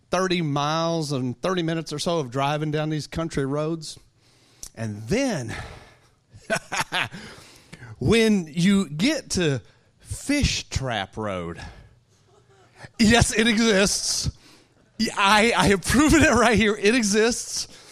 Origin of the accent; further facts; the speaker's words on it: Texas, United States; I'm a Texan too. I know how to talk